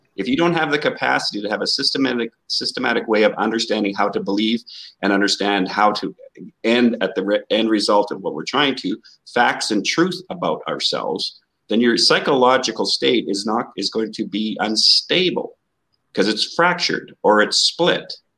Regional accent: Canada; I'm from Canada.

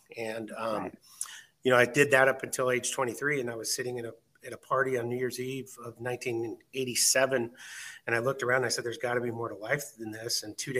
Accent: Renton, Washington, United States; also born or lived in Fort Smith, Arkansas; I lived in a city, Renton, Washington, and that's where I graduated high school from, and I stayed around until I was about age 23.

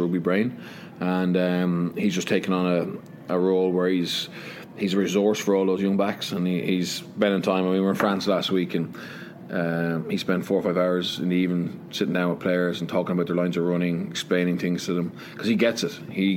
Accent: Leinster, Ireland; moved away as an adult; also born or lived in Connacht; now in Wales; in Ireland, you know, I grew up, when I was born, I was from Leinster, and I knew I was from Leinster

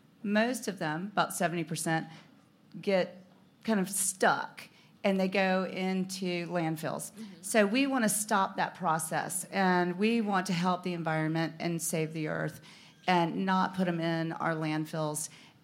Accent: the South, United States; we're Southern girls. And she said, I'm from the South. You're from the South.

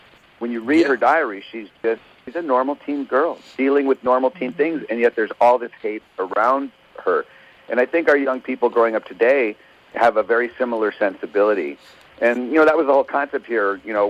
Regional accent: Thousand Oaks, California, United States; We're from Thousand Oaks, California. We had one in our neighborhood

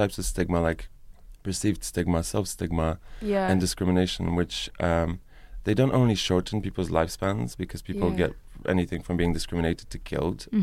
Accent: Poland; moved away; I come from Poland

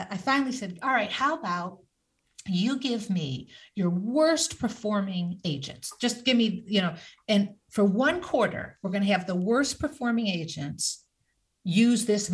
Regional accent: Michigan, United States; I grew up in Michigan

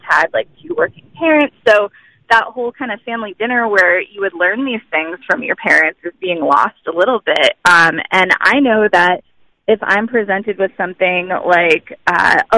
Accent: New England, United States; moved away as an adult; also born or lived in Texas; I grew up in New England

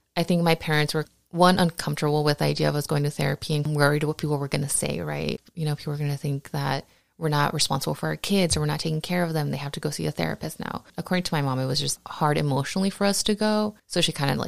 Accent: Huntington Park, California, United States; also born or lived in Downey; I grew up in Southeast LA, Huntington Park, and in Downey

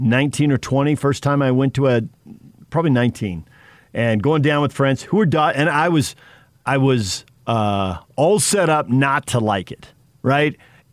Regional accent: Southern California, United States; growing up in Southern California, Padre fan

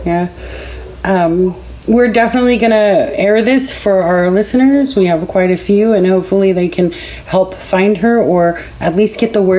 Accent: Central Valley, California, United States; personally growing up in the Central Valley, Sonora and all of that surrounding area, it's kind of rough.

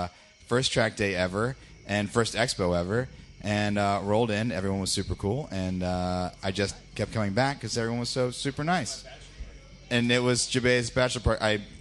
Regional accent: Cincinnati, Ohio, United States; now in California, United States; I'm from Cincinnati, Ohio.

